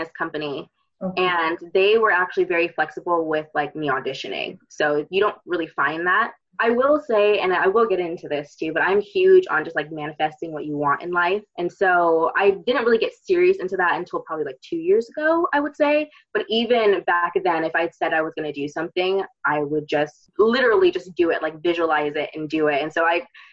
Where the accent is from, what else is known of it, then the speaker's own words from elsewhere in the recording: Bay Area, California, United States; So I am originally from the Bay Area. From the Bay, born and raised, California